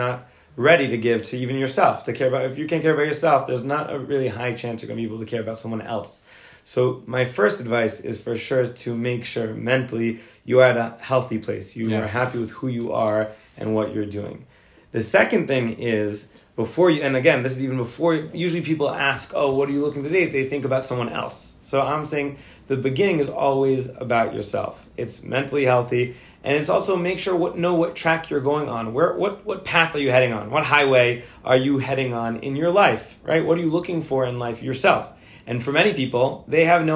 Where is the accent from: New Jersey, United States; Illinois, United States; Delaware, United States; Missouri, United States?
New Jersey, United States; Fort Lee; also born or lived in Indiana; I grew up in Fort Lee, New Jersey